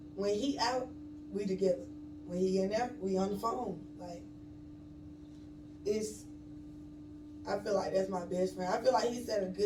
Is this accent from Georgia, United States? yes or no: yes; Atlanta, Georgia, United States; I'm originally from Atlanta. Really, like, all parts of Atlanta